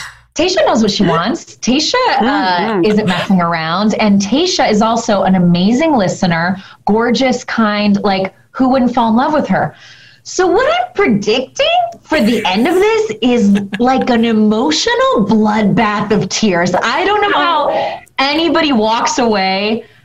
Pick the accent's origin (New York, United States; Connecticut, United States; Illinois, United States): Illinois, United States; Chicago; moved away as an adult; now in California, United States; we're both from Chicago